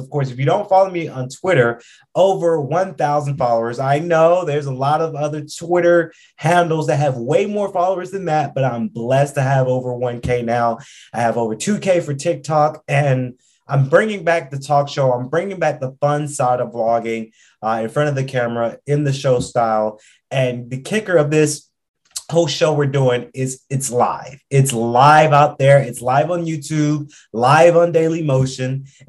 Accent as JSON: {"language": "English", "town": "Atlanta", "region": "Georgia", "country": "United States", "also_born_or_lived": "Macon", "said": "I like to say I'm from Atlanta. I love the city of Atlanta, but I always got to say too, you know, I'm from Macon as well."}